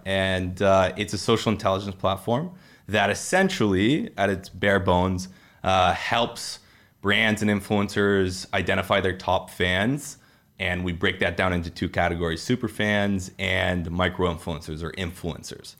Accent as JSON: {"language": "English", "town": "Peterborough", "region": "Ontario", "country": "Canada", "moved": "yes", "lives_now": "Toronto, Canada", "said": "I'm unfortunately from Peterborough"}